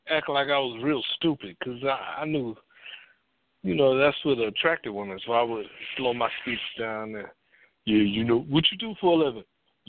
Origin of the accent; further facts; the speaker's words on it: Detroit, Michigan, United States; I'm from Detroit